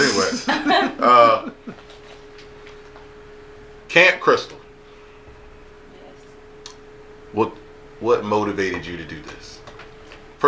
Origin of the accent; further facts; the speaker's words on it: Salem County, New Jersey, United States; We're all from Salem County.